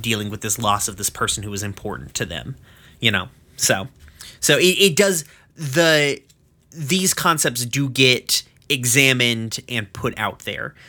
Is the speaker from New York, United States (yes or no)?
no; East Tennessee, United States; I'm from East fucking Tennessee